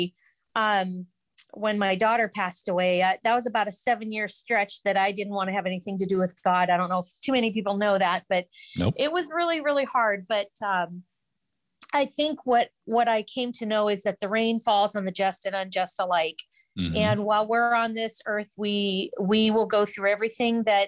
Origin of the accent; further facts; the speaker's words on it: Spokane, Washington, United States; now in Western Washington, United States; I was raised in Spokane for a lot of years